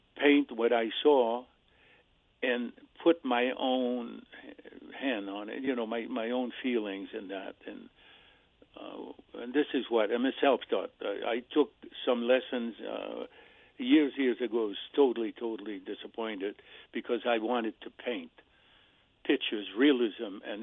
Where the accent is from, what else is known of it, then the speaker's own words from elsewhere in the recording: Sherbrooke, Quebec, Canada; moved away as an adult; now in United States; I was born in Sherbrooke in Quebec, Canada